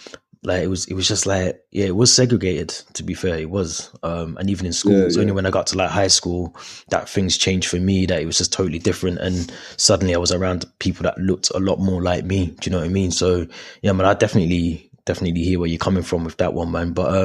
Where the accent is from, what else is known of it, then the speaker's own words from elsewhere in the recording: Birmingham, West Midlands, United Kingdom; I'm from Birmingham originally. But yeah, when I was going to school, I think obviously there's like me, one other black kid in the school.